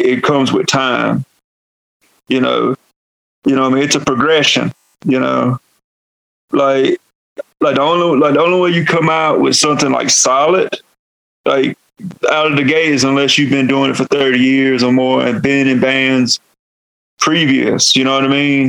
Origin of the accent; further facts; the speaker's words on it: North Carolina, United States; accent: Southern; moved away as an adult; now in New Mexico, United States; I am from North Carolina. I come from the Halawasapani and Nansemond tribes out of North Carolina and Virginia. I am Eastern Woodlands, and also that's why I have a Southern accent.